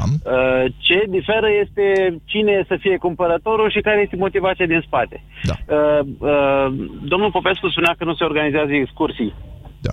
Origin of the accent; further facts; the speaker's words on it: Iași, Iași County, Romania; Eu vă sunt din Iași